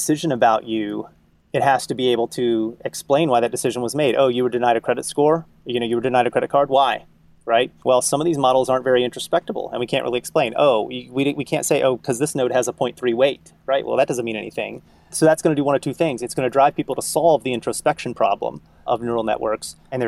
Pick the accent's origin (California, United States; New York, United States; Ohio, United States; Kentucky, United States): Kentucky, United States; now in Boston, United States; I grew up in Kentucky, right? So I understand the mindset of, someone who lives in a very rural place